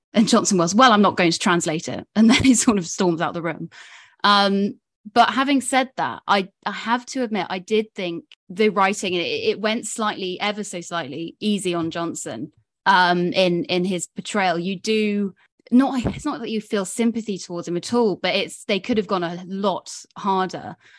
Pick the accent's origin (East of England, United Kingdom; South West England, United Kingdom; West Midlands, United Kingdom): South West England, United Kingdom; Somerset; now in London, United Kingdom; I'm Somerset born and bred, despite now living in London